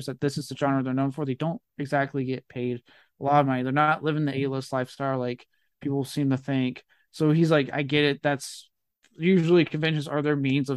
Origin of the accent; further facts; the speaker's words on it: Texas, United States; I was from Texas